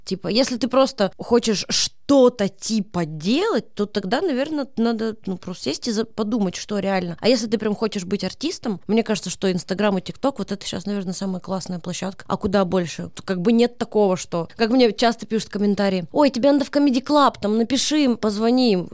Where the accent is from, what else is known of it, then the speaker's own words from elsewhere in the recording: Kasli, Chelyabinsk Oblast, Russia; moved away as an adult; now in Moscow, Russia; я из маленького города Косли.